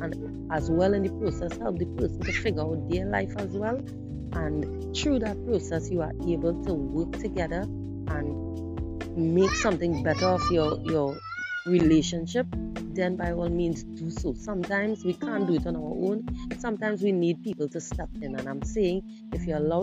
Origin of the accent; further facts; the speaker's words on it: Trinidad & Tobago; I am from the Caribbean, in the beautiful twin island of Trinidad and Tobago